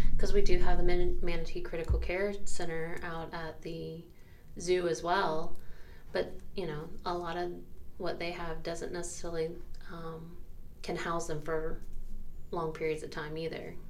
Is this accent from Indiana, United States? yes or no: no; Central Florida, United States; also born or lived in Jacksonville, Florida; I was actually born in Jacksonville and I was raised in Central Florida.